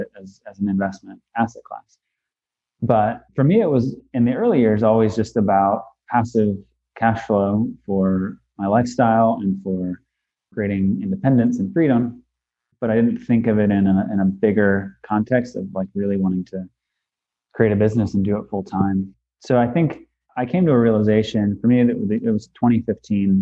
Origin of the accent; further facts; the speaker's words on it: Western Pennsylvania, United States; I'm born and raised in Western Pennsylvania